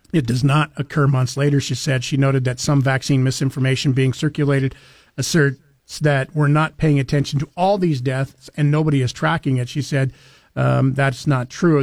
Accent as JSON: {"language": "English", "region": "North Central Idaho", "country": "United States", "tie": "born or raised there", "lives_now": "Treasure Valley, Idaho, United States", "said": "growing up in North Central Idaho, we almost always had a white Christmas"}